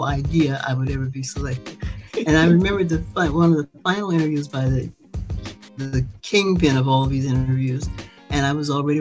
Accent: Chicago, Illinois, United States; I grew up in Chicago.

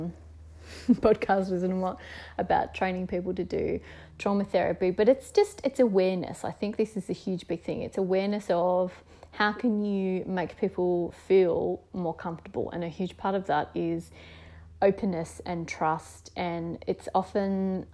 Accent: Tasmania, Australia; being the Scottish heritage Tasmanian person that I am

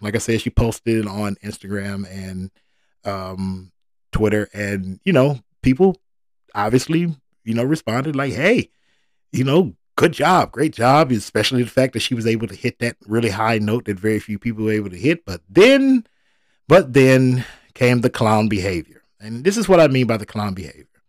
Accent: Detroit, Michigan, United States; I was born in Detroit. I'm a Detroit first, Detroit only kind of guy.

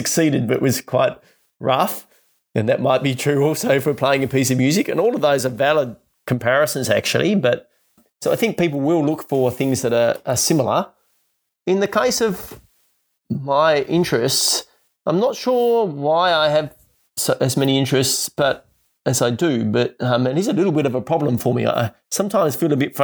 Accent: Tasmania, Australia; growing up in Tasmania

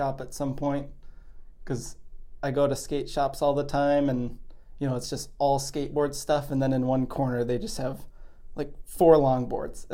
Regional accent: Park Rapids, Minnesota, United States; moved away as an adult; now in Fargo, United States; I am originally from Park Rapids, Minnesota. It's kind of central to northern Minnesota.

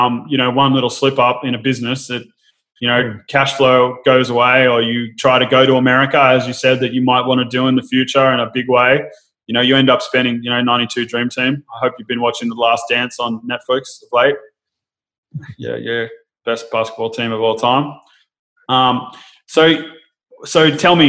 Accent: Sydney, New South Wales, Australia; I grew up more in the kind of, I'm from Narrabeen in Sydney

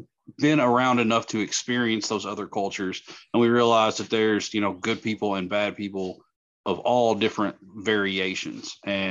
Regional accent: Kentucky, United States; we're from Kentucky

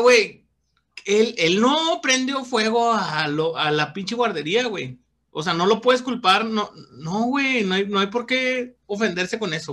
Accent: Mexico; como somos los mexicanos

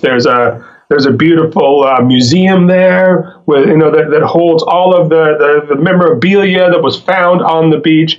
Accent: Fort St. John, British Columbia, Canada; now in Vancouver, Canada; I grew up in northern British Columbia

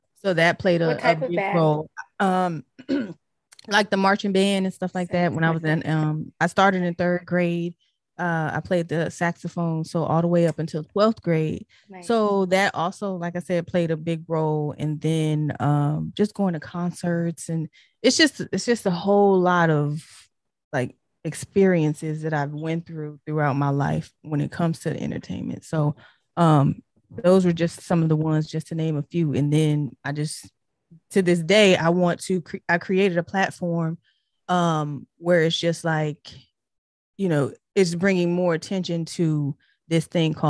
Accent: Detroit, Michigan, United States; Cause I'm originally from Detroit. I was born in Detroit. So yes, Motown, Detroit.

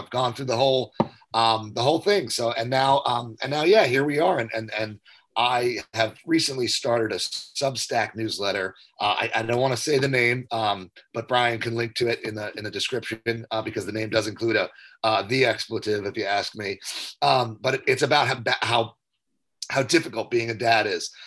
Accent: Jersey Shore, New Jersey, United States; moved away as an adult; also born or lived in Philadelphia / New York City; I was born and raised on the Jersey Shore

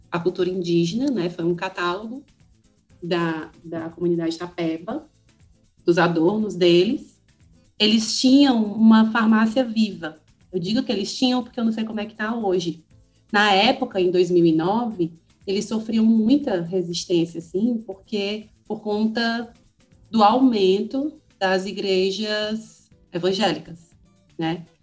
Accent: Ceará, Brazil; now in Porto Alegre, Brazil; eu sou do Ceará e estou morando em Porto Alegre, aqui no Rio Grande do Sul

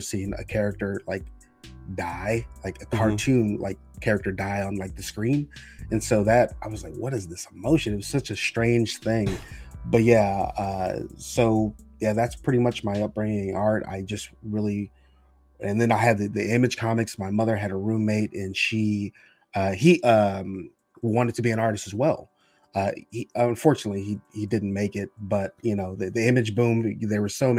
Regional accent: Texas, United States; I am from Texas.

